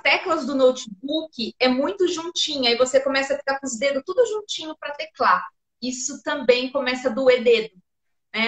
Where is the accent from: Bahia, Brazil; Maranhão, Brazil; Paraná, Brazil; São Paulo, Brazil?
São Paulo, Brazil; eu sou de São Paulo